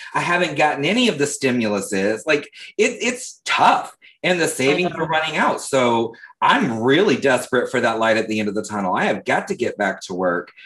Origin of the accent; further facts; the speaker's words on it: Leesburg, Florida, United States; I'm from Leesburg, Florida, which is like 45 minutes north of Orlando